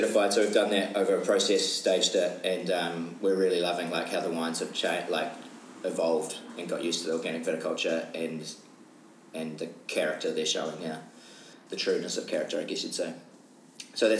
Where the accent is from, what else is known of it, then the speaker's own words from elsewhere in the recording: Wellington, New Zealand; born and bred in Wellington, best city in the world